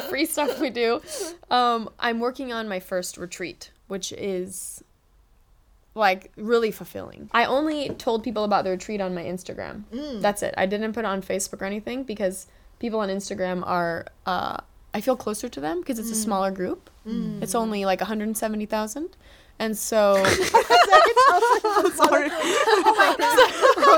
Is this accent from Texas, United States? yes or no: no; Los Angeles, California, United States; moved away as an adult; now in Singapore; I grew up in Los Angeles